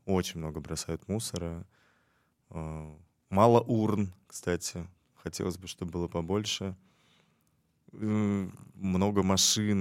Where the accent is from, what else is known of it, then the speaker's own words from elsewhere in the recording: Tashkent, Uzbekistan; я ташкентец э, в пятом поколении, поэтому э, для меня это э, всегда дом